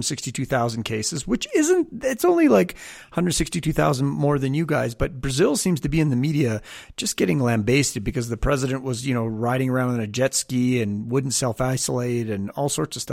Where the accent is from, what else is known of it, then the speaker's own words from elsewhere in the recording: Canada; I'm Canadian, so we grew up with meters